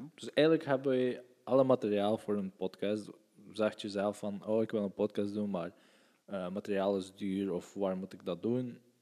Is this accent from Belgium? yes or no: yes; West Flanders, Belgium; ik ben van... Uh, we zijn van West-Vlaanderen.